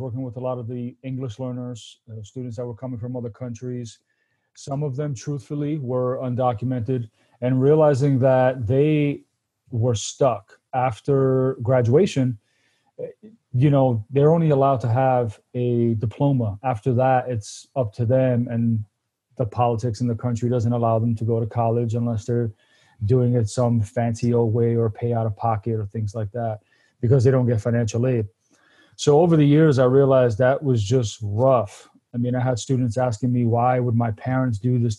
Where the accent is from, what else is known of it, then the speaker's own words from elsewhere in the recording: New York City, New York, United States; moved away as an adult; now in Paso Robles, United States; I was born out in Brooklyn, New York, born and raised. I've actually only been in California 4 years.